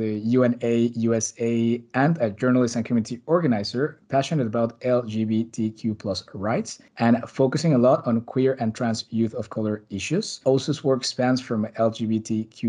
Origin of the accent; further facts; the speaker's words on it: Mexico City, Mexico; now in Brussels, Belgium; I'm talking to you live from Brussels, back again after a nice summer in my hometown in Mexico City.